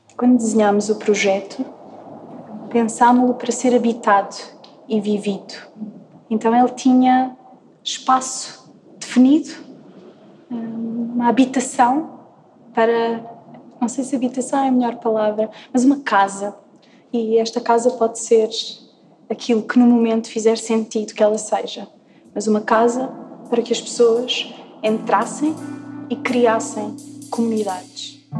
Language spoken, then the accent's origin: Portuguese; Valhascos, Santarém District, Portugal; vim de Valhascos, que é basicamente o Sardual.